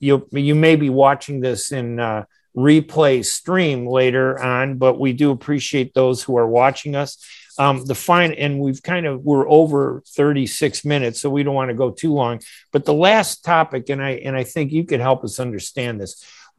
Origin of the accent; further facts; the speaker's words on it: United States; as an American, I remember I turned 18, I registered to vote